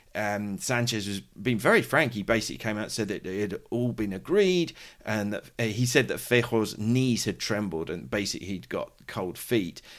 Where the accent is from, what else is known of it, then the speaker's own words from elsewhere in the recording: United Kingdom; now in Madrid, Spain; I'm a British journalist